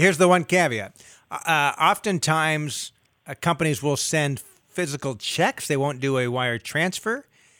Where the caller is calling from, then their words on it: Sacramento, California, United States; Yeah, Sacramento.